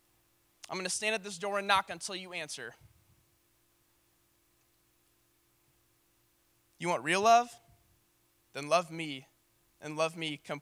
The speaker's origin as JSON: {"language": "English", "town": "St. Louis", "region": "Missouri", "country": "United States", "said": "I'm from St. Louis"}